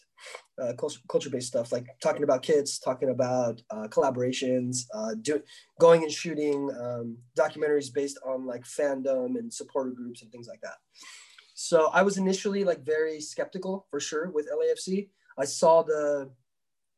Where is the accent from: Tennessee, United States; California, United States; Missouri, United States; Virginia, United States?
California, United States; Southern; I grew up in Southern California